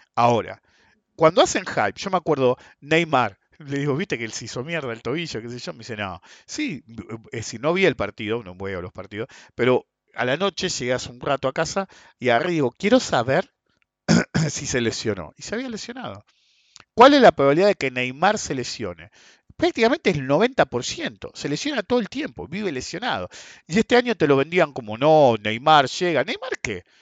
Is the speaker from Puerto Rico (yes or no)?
no; Argentina; somos argentinos